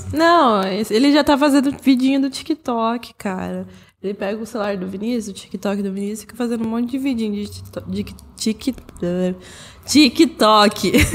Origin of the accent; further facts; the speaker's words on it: Brazil; A gente é brasileiro